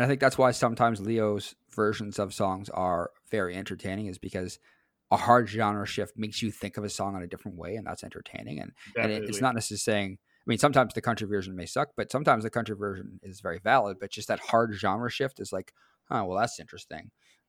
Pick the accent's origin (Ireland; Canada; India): Canada; Timmins, Ontario; I grew up in Timmins. That's the home